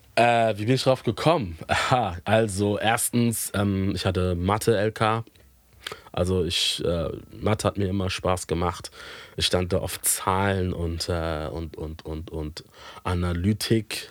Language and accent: German; Hamburg, Germany; ich bin ähm, hier in Hamburg geboren und auch aufgewachsen